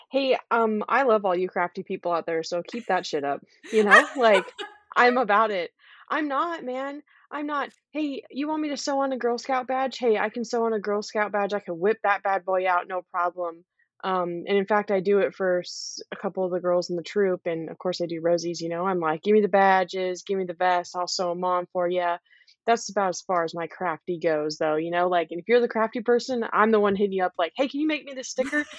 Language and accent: English; California, United States; moved away as an adult; also born or lived in Okinawa; I'm from California. My whole family's in California. I'm just, like, a West Coast kind of person